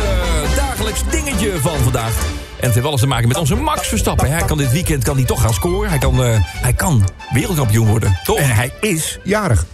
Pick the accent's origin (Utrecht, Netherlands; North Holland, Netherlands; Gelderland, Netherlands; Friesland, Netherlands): Utrecht, Netherlands; accent: plat Utrecht; want ik kom zelf ook uit Utrecht, officieel. Ik ben geboren op de Amsterdamse Straatweg